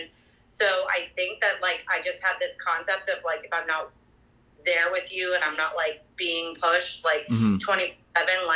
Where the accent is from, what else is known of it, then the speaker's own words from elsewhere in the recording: New Jersey, United States; moved away as an adult; also born or lived in Manhattan, New York; now in Boston, United States; I'm from New Jersey. Grew up outside New York.